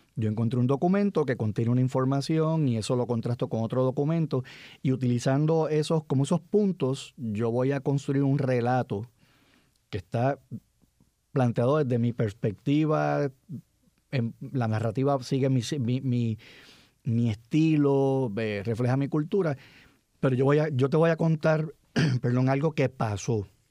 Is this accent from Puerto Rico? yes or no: yes; San Juan, Puerto Rico; Yo me crié en la, en la década del 60, muchachito, y todos los muchachos que, que se criaron conmigo en Cupey